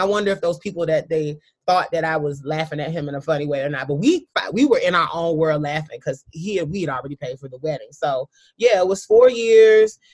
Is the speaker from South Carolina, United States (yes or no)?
yes; South Carolina, United States; I come from a very traditional kind of Southern. I'm from South Carolina, a small town kind of mentality